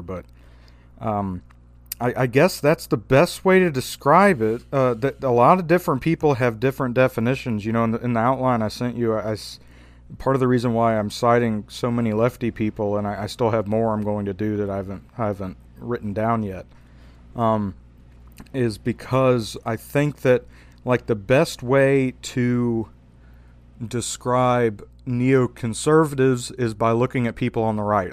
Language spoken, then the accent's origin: English; Louisiana, United States; I'm from Louisiana